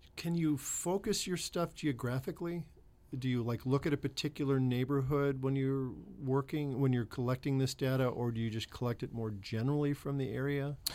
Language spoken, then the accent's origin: English; Chicago, Illinois, United States; moved away; I'm from Chicago